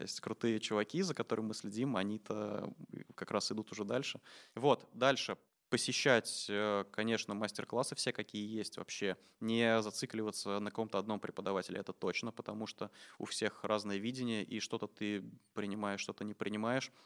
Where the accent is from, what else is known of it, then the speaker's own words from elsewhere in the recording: Samara, Samara Oblast, Russia; moved away as an adult; also born or lived in Moscow; Я из Самары сам